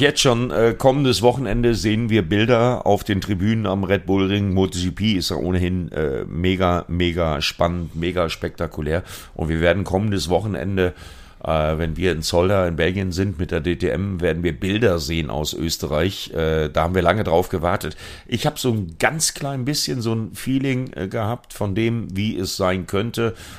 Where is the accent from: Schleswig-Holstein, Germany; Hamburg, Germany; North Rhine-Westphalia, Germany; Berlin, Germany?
North Rhine-Westphalia, Germany; Sauerland; meine Heimat, Sauerland, äh, Altena, Plettenberg, Verdol